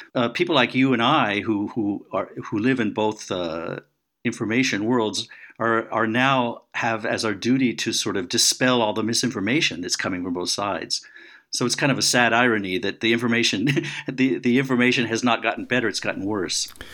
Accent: United States; moved away; I'm an American

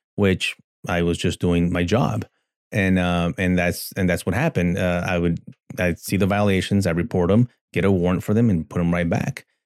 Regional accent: El Paso, Texas, United States; I grew up born and raised in El Paso, Texas

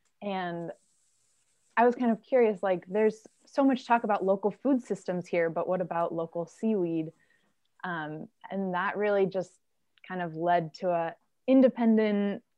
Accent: Southern California, United States; moved away as an adult; also born or lived in Ohio; I grew up in Southern California, close to the beach

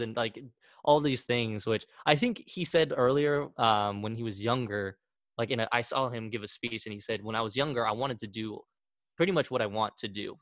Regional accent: Wichita, Kansas, United States; also born or lived in Argentina; i grew up most of my life here

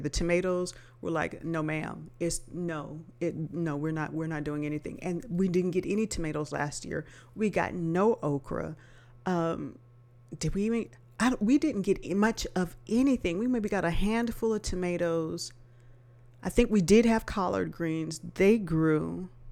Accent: Los Angeles, California, United States; now in Texas, United States; I'm not native to Texas. I'm originally from Los Angeles

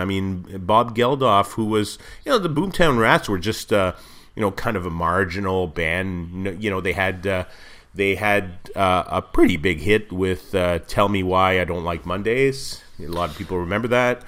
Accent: Montreal, Quebec, Canada; I grew up in Montreal, but we spent most of our, all of our summers in, just across the border in the U S

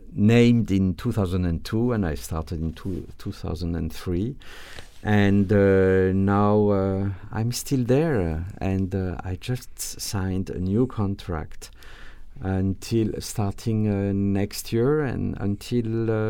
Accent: Grand Est, France; English is a second language; now in United States; Well, I'm French, as you said, but I'm a little bit different because I come from Alsace, which is, you know, changed.

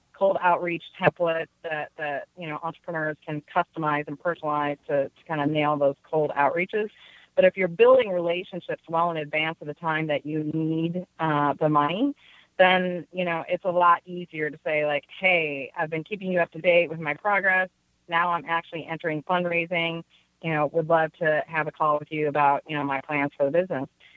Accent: Detroit, Michigan, United States; moved away; also born or lived in Oregon / San Francisco; I'm from Detroit, you know, 87%, you know, Black community.

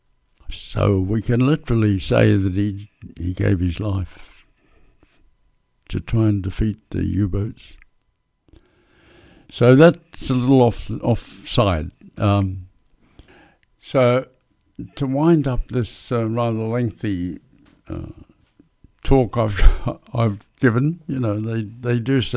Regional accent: Perth, Western Australia, Australia; in Perth, which was my hometown

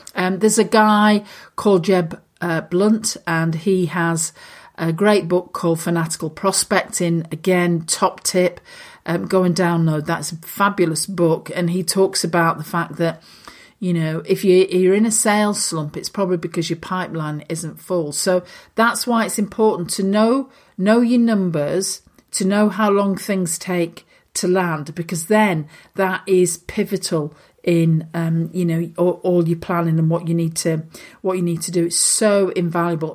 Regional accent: Lancashire, North West England, United Kingdom; I'm a girl from Lancashire

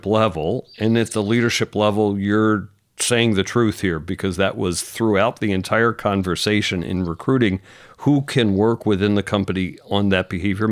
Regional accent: Philadelphia, Pennsylvania, United States; now in Sonoma, United States; I'm from Philadelphia

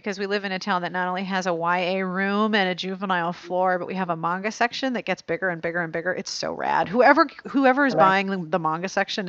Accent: Pittsburgh, Pennsylvania, United States; I grew up in Pittsburgh, and we have a neighborhood that's actually called Polish Hill.

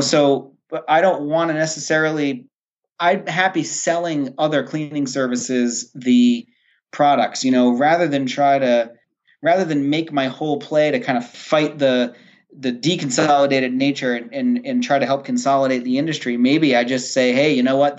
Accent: Rhode Island, United States; moved away as an adult; now in Maine, United States; I am originally from Rhode Island, and I was living and working in Rhode Island

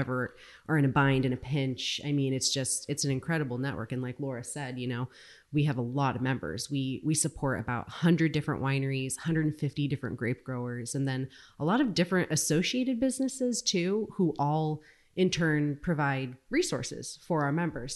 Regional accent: Santa Rosa, California, United States; I grew up just over the hill in, in Bennett Valley in Santa Rosa.

